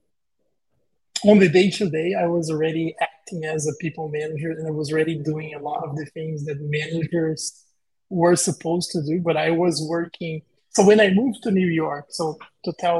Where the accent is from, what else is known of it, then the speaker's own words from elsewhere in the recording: Brazil; I'm originally from Brazil.